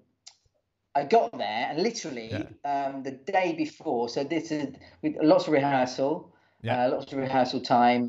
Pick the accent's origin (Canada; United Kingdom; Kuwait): United Kingdom; Watford, East of England; I'm from Watford